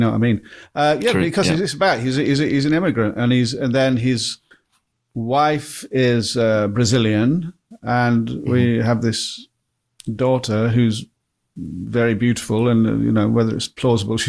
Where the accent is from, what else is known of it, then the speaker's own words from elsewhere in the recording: Blackpool, North West England, United Kingdom; I'm from Blackpool